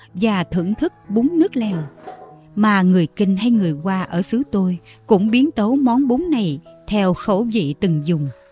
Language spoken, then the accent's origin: Vietnamese; Mekong Delta, Vietnam; là người con sinh ra và lớn lên ở miền Tây